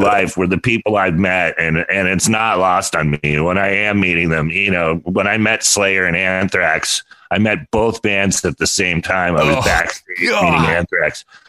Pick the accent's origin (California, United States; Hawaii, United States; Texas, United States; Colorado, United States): California, United States; growing up in California